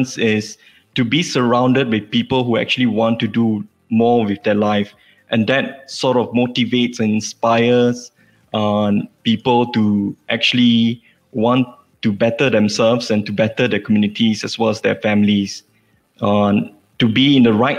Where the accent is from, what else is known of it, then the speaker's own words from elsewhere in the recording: Sarikei, Sarawak, Malaysia; now in Kuala Lumpur, Malaysia; I am an Iban litigation lawyer from Kuala Lumpur. I came from Sarikei, Sarawak